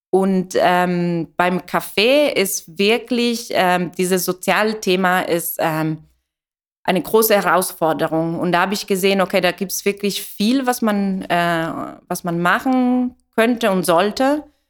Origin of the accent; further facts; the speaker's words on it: Italy; German is a second language; moved away; ich komme aus Italien